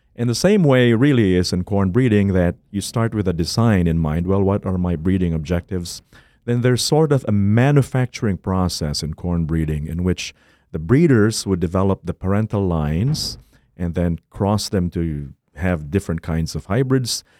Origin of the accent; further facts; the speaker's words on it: Philippines; moved away as an adult; now in Minnesota, United States; I was born and raised in the Philippines